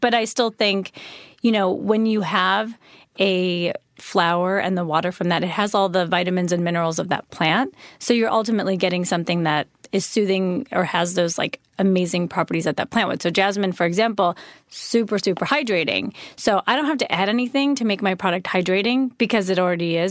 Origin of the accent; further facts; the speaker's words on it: a suburb of Chicago, Illinois, United States; also born or lived in Wisconsin; I was born in Wisconsin, and then I grew up in, um, a suburb of Chicago